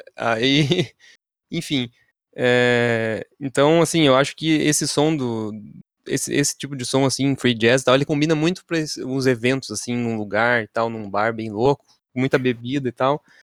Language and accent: Portuguese; São Paulo, Brazil; now in Curitiba, Brazil; eu sou do estado de São Paulo